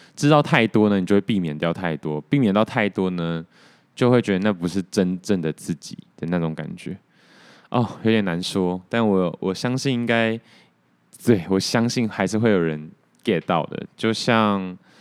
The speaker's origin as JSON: {"language": "Chinese", "region": "Taoyuan", "country": "Taiwan", "moved": "yes", "lives_now": "Taipei, Taiwan", "said": "我桃园人啊"}